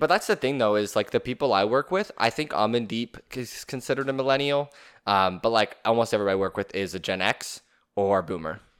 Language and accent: English; Canada; as a Canadian